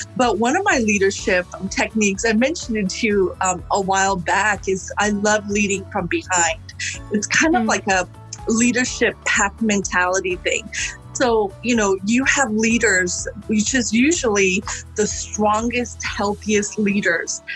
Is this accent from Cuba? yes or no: no; Sri Lanka; now in United States; I was born in Sri Lanka, and um, it is a predominantly Buddhist nation